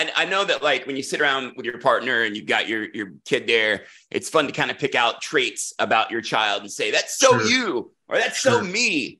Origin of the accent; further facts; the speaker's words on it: Raleigh, North Carolina, United States; He's actually from my hometown of Raleigh.